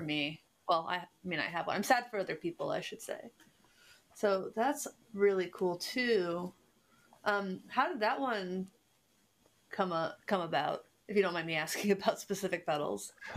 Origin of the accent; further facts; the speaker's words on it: Cincinnati, Ohio, United States; I'm from Cincinnati, which is a German, the most German city in America